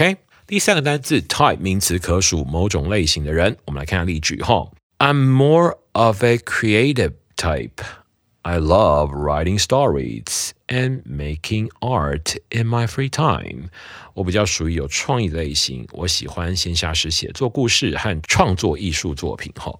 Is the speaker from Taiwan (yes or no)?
yes; Taiwan; 我听过超多人这样讲的哈，就是我们台湾人讲他不是我的菜